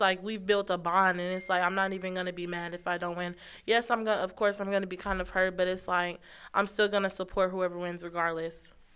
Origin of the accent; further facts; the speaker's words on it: Kansas City, Missouri, United States; I'm from Kansas City, Missouri